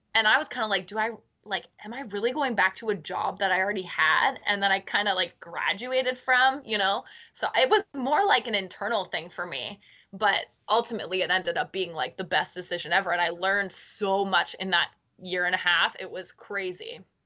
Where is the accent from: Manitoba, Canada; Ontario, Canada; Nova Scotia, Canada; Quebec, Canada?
Nova Scotia, Canada; Halifax; also born or lived in South End, Halifax; I grew up in Spryfield. Like before we ever like I only moved to the South End when I was like in high school.